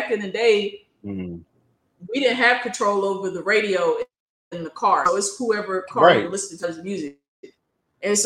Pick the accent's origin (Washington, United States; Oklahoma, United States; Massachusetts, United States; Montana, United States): Oklahoma, United States; the R&B stations that I grew up listening to, because I'm from Oklahoma